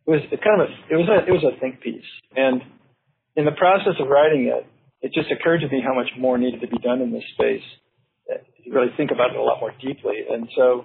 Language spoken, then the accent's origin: English; Santa Cruz, California, United States; moved away as an adult; also born or lived in Berkeley, California / Colorado; now in Oregon, United States; I grew up down in Santa Cruz